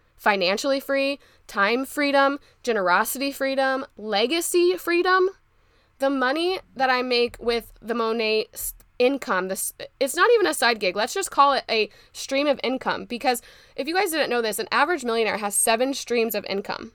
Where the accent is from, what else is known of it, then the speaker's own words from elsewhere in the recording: Indianapolis, Indiana, United States; pharmacy school back in my hometown at Butler University